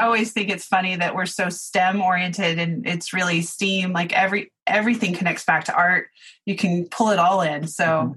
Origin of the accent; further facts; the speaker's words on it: Oklahoma, United States; I grew up in Oklahoma